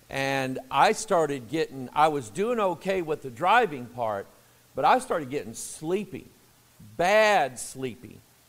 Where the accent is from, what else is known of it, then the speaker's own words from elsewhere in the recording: Missouri, United States; I'm from Missouri.